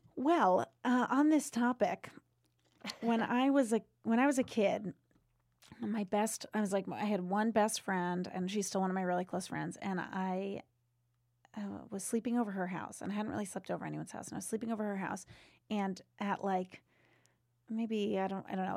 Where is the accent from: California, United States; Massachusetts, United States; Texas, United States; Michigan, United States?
Massachusetts, United States; Seekonk; I grew up in Seekonk, Mass, right outside of Providence